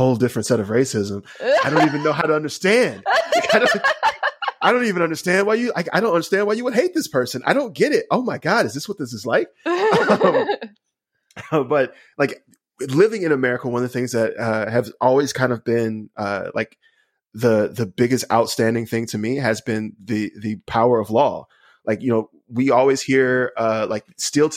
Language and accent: English; Alabama, United States; I'm from Alabama